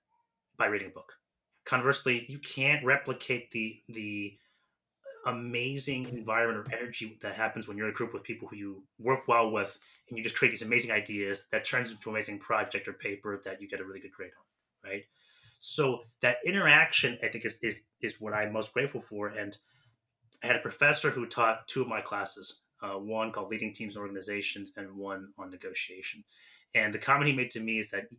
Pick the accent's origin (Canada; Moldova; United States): United States; San Francisco, California; moved away as an adult; also born or lived in Nashville; I'm from San Francisco originally